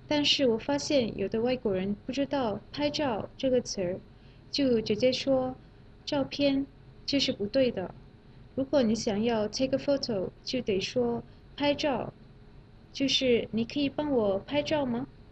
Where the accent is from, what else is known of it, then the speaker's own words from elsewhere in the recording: Malaysia; Chinese is a second language; moved away; 我是来自马来西亚的